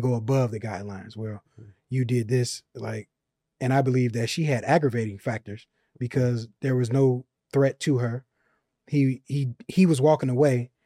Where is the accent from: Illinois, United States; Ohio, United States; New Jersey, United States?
Illinois, United States; Chicago; moved away; I'm from Chicago.